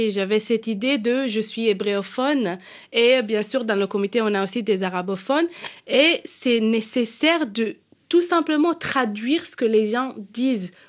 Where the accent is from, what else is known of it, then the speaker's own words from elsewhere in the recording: Israel; French is a second language; moved away as an adult; now in Paris, France; à mes 18 ans, euh, j'ai quitté Israël parce que j'ai dit à ma mère, euh, maman, je peux plus respirer. Je pouvais plus respirer à cause du contexte politique. J'ai décidé de quitter Israël pour quelques mois juste pour apprendre le français à Paris.